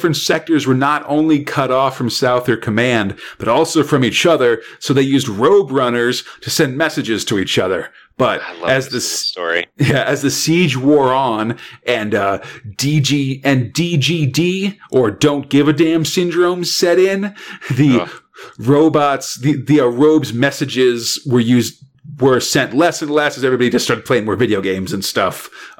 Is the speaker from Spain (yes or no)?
no; England, United Kingdom; We're English guys speaking in French accents, so it sounds a little different.